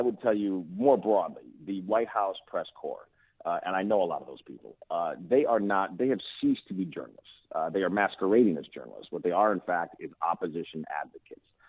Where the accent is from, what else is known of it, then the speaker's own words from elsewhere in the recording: United States; as an American